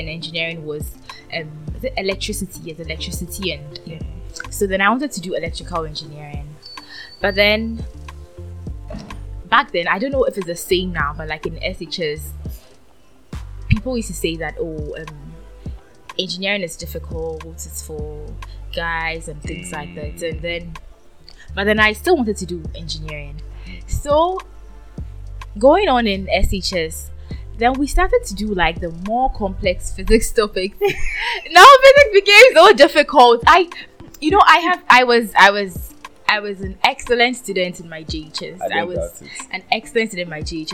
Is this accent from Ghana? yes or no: yes; Ghana; I'm Ghanaian, but then I am Akan too